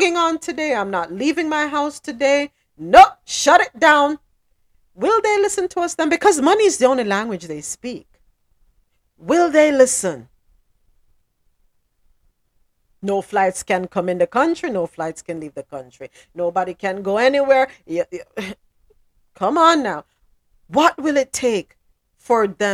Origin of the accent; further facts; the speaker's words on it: Jamaica; moved away; back in Jamaica